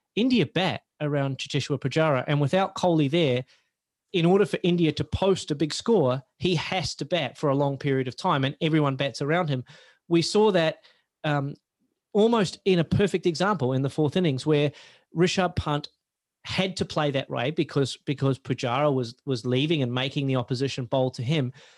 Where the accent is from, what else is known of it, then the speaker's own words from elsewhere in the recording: Australia; as an Australian fan